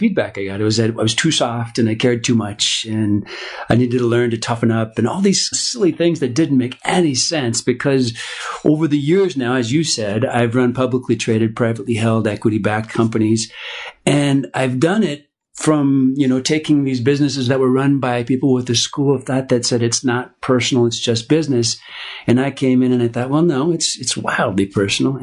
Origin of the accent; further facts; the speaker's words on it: Minneapolis, Minnesota, United States; I grew up in Minneapolis, Minnesota